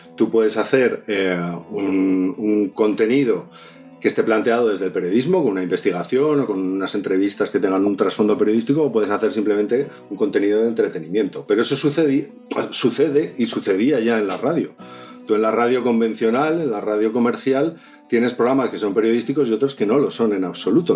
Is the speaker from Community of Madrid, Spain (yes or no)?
no; Zaragoza, Aragon, Spain; now in Asturias, Spain; Yo, no soy de aquí, yo soy de Zaragoza, llevo veintitantos años ya viviendo en Asturias